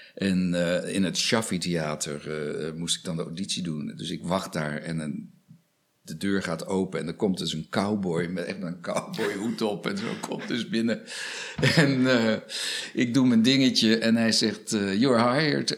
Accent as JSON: {"language": "Dutch", "country": "Australia", "tie": "born or raised there", "moved": "yes", "lives_now": "Netherlands", "said": "Ik heb mijn jeugd doorgebracht in Australië. Ja. Ik ben met mijn moeder geëmigreerd naar Australië."}